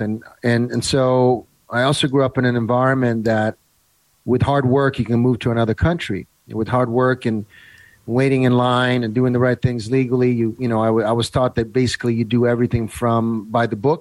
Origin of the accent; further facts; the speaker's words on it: Italy; moved away; I grew up in Italy in the 70s.